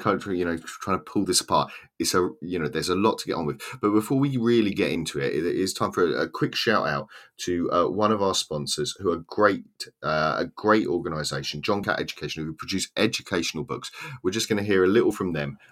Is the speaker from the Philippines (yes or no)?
no; Southern England, United Kingdom; accent: Southern English, estuary; now in Swansea, United Kingdom; has my accent, a kind of Southern English, kind of estuary accent